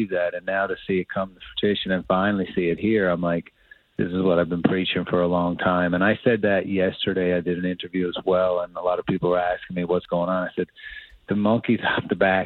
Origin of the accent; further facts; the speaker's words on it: Canada; the pride of just being a Canadian